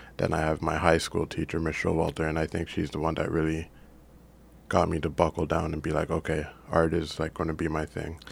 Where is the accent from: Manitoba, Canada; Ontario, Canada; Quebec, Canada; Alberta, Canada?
Ontario, Canada; Brampton; also born or lived in Jamaica / Mississauga; we started in Mississauga, I think, and I came to Brampton in grade four